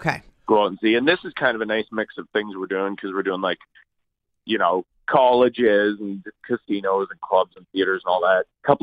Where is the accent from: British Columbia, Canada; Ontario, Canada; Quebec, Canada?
Ontario, Canada; Toronto; because I'm from Toronto.